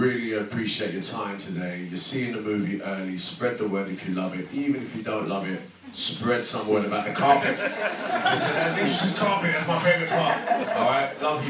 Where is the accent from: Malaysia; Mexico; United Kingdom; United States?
United Kingdom; London; also born or lived in Hackney, London; we're both from the same end, you know, Cannon Town. I was born in Hackney and then moved to Cannon Town.